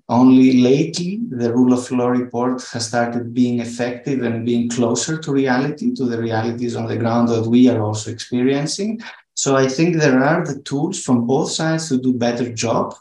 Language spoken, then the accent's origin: English; Thessaloniki, Central Macedonia, Greece; my hometown in Thessaloniki, where we're based